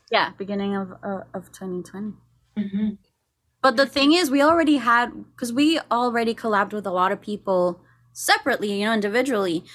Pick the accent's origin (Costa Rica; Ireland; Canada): Costa Rica; moved away as an adult; now in Los Angeles, United States; I'm from Costa Rica.